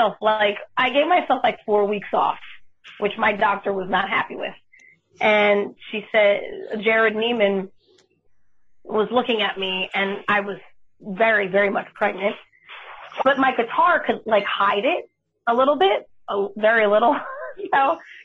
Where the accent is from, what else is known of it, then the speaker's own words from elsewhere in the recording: New York/New Jersey area, United States; being that I'm from the New Jersey, New York area.